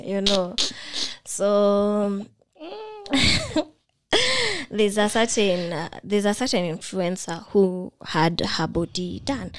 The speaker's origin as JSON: {"language": "English", "country": "Kenya", "said": "I'm that Kenyan sadist"}